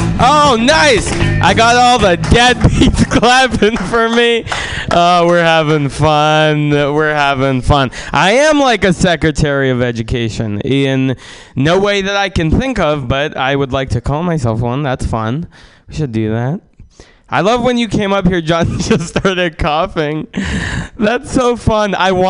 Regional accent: San Francisco, California, United States; also born or lived in Russia; I... Grew up in San Francisco.

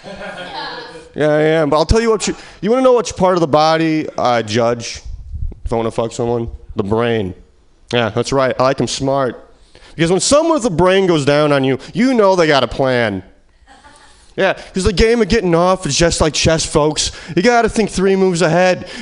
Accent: Midwest, United States; moved away; I'm from the Midwest

